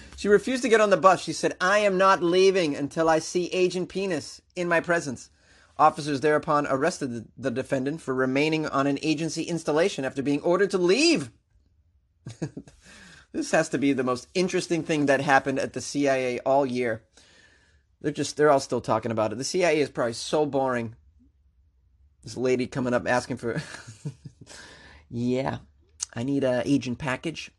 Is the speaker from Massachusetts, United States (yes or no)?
yes; Massachusetts, United States; moved away; I'm originally from Mass